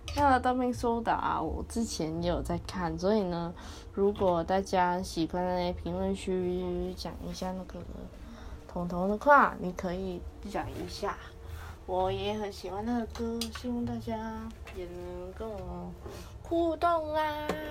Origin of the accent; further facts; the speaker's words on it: Taiwan; 我是台湾人